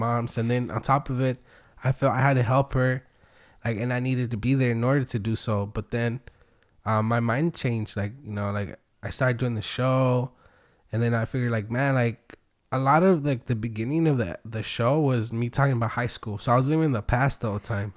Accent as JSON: {"language": "English", "town": "Wilmington", "region": "California", "country": "United States", "tie": "born or raised there", "also_born_or_lived": "Long Beach / Tijuana, Mexico", "lives_now": "San Pedro, United States"}